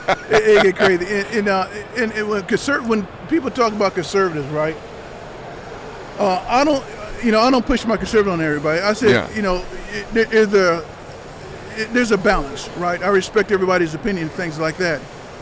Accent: Anniston, Alabama, United States; born there; I was born in Fort McClellan, Alabama, in Anniston, Alabama.

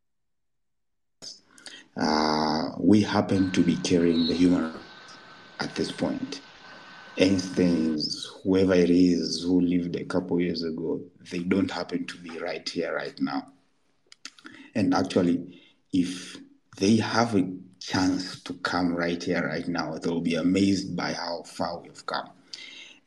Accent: Kilimanjaro, Tanzania; where I was born in Kilimanjaro, and we still did not have electricity

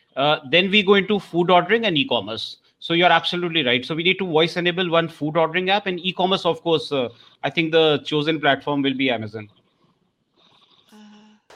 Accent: India; accent: Indian; My Indian accent is very different

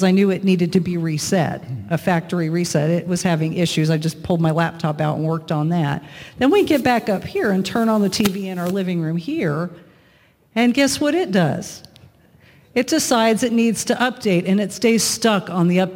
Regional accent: Lakeland, Florida, United States; my hometown of Lakeland in Florida

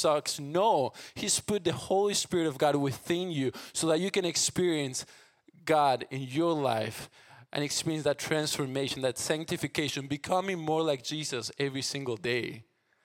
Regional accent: Argentina; English is a second language; moved away as an adult; now in United States; I'm from Argentina. I grew up there, moved 3 years ago to the States

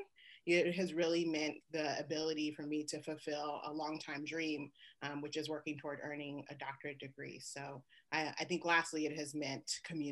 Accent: Oakland, California, United States; moved away as an adult; now in Lawrence, Kansas, United States; growing up in the Bay Area

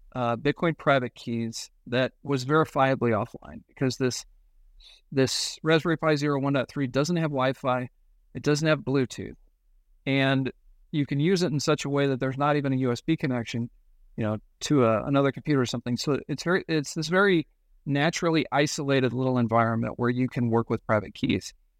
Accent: United States; I'm an American

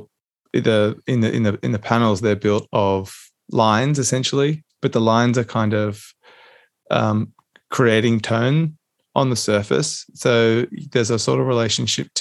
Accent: Canberra, Australian Capital Territory, Australia; I'm a Canberra boy. I grew up in Canberra.

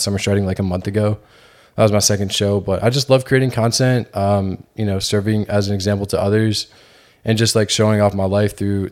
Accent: Georgia, United States; moved away as an adult; now in Houston, United States; I'm from Georgia

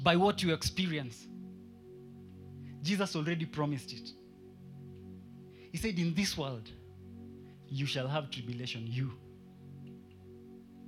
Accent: Kenya; I'm only a Kenyan

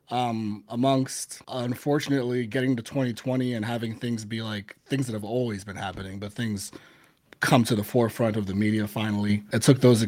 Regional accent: New York City, New York, United States; moved away as an adult; I grew up in the Bronx, everybody. Born and raised, moved away from the Bronx when I was in my mid-20s.

